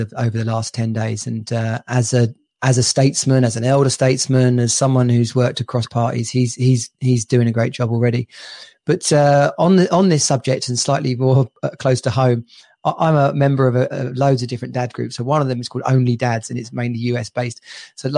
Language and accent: English; England, United Kingdom